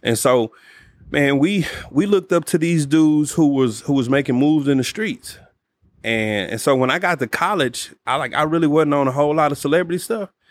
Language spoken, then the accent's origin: English; Dallas, Texas, United States; I grew up in Oak Cliff